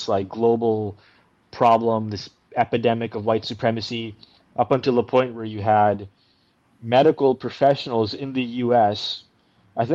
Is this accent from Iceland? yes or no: no; Canada; also born or lived in India; I'm from India, by the way. That's where I was born. And then we came to Canada when I was about 4 years of age